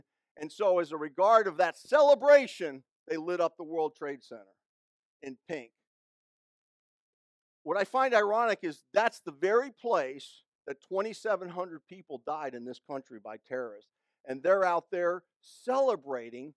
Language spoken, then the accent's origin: English; Georgia, United States; I'm from Georgia.